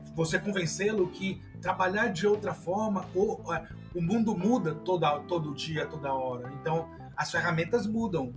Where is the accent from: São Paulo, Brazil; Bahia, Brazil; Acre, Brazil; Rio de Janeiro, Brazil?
Bahia, Brazil; Salvador; eu sou de Salvador, Bahia